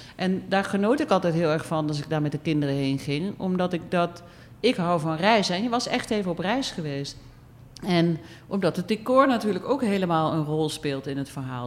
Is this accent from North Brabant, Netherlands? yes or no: yes; Eindhoven, North Brabant, Netherlands; moved away as an adult; also born or lived in Utrecht / Amsterdam; now in Suriname; ik kom uit Brabant, Eindhoven. Ik ben geboren in een gezin